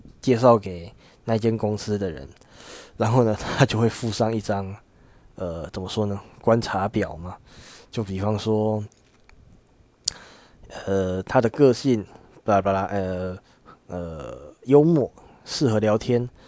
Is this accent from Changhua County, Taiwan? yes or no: yes; Changhua County, Taiwan; 我的家里，我我的老家在彰化这边，呃。虽然说不到乡下的程度，但是我只是从以前就是一直非常的向往台北啊那种繁华夜都市的生活